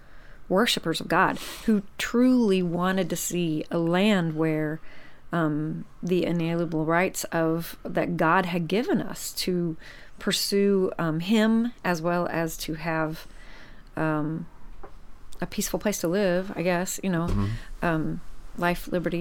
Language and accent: English; United States; I'm an American